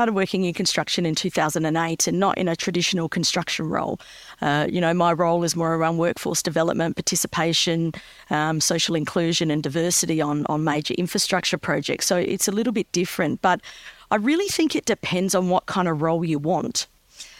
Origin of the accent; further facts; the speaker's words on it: Adelaide, South Australia, Australia; moved away as an adult; I've relocated back to my hometown of Adelaide